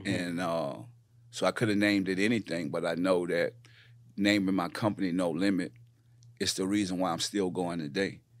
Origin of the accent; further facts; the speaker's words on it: New Orleans, Louisiana, United States; moved away as an adult; also born or lived in Houston / Richmond, California; I come from New Orleans, uh, born and raised